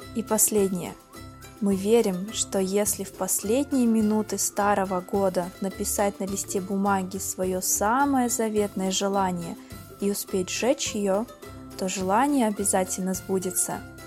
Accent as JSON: {"language": "Russian", "country": "Belarus", "said": "Я из Беларуси"}